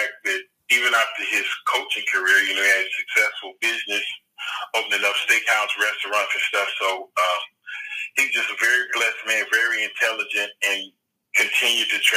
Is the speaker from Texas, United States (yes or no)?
yes; Dallas, Texas, United States; moved away; I grew up in Dallas as a kid, big Cowboy fan